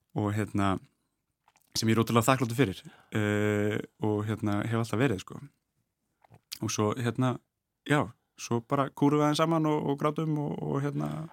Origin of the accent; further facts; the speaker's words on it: Reykjavík, Capital Region, Iceland; ólst upp í Sælökaru í Brealdi